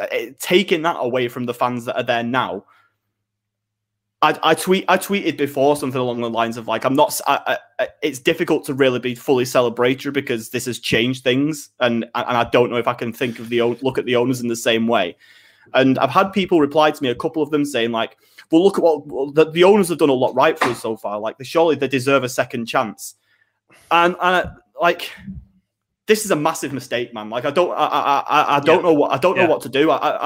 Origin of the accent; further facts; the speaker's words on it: Manchester, North West England, United Kingdom; we're from Manchester, so we're better fans than you nonsense.